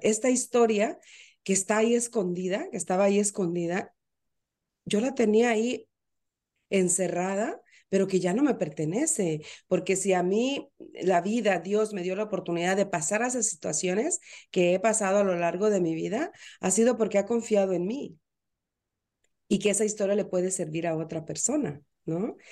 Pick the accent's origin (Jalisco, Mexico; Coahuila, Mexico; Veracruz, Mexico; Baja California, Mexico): Veracruz, Mexico; now in Florida, United States; yo soy mexicana, nací en Veracruz, pero hoy por hoy estoy en Florida.